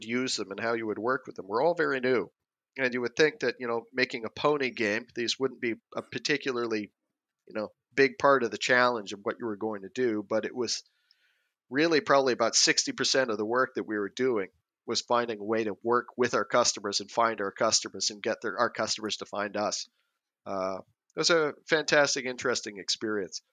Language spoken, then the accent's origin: English; Canada; first language English; moved away as an adult; also born or lived in Norway / Sweden; I'm Canadian, so I've, you know, been lucky enough to grow up around water during the summers